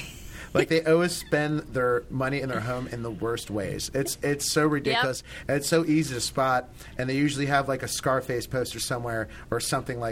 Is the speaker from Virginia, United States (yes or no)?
yes; Northern Virginia, United States; I grew up in Northern Virginia